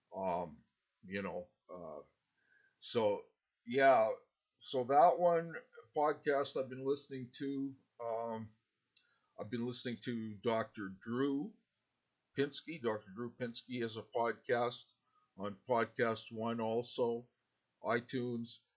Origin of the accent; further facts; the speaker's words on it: Canada; I'm from Canada